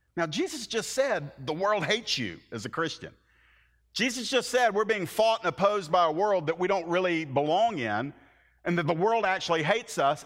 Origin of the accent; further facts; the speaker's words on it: the American South, United States; a little Southern Irish background guy